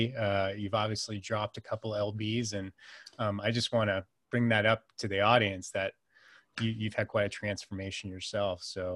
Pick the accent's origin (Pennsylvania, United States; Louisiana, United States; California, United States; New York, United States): California, United States; I'm originally from Northern California. So I grew up in the Silicon Valley before it really was a Silicon Valley, to date myself. I'm 43 now.